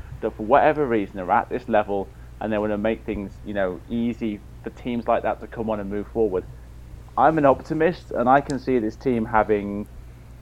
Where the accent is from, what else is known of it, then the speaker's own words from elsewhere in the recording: Wales, United Kingdom; I'm a Welshman